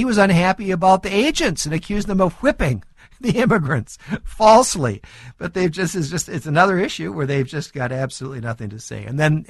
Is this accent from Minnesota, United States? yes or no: yes; Minnesota, United States; my home state of Minnesota